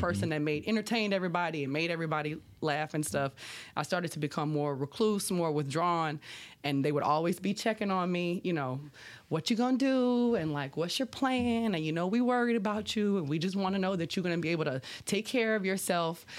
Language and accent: English; Labadieville, Louisiana, United States; I grew up in Lapidavill on the bayou side of Highway three oh eight in Assumption